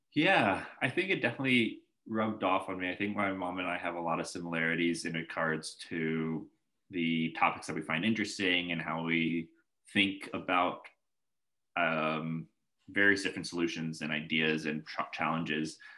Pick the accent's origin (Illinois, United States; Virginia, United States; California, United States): Virginia, United States; Northern; also born or lived in Boulder, Colorado / Seattle, Washington; I was born in Boulder, Colorado. Stayed there okay. for the first six years of my life, and briefly hopped over to Seattle, and then found myself in um, kind of the Northern Virginia area, Arlington, McLean, Herndon, Reston, that that area over there